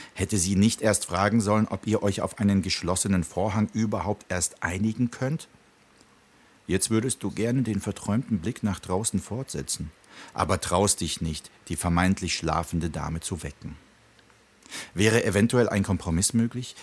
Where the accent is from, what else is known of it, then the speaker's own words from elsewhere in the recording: the West, West Germany, Germany; also born or lived in Prague, Czech Republic; Da waren ja viele Türken oder da, wo ich aufgewachsen bin, eher so Aramäer.